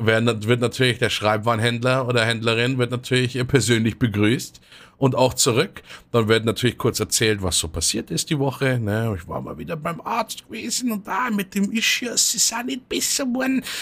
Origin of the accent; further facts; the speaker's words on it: Munich, Bavaria, Germany; für mich als Münchner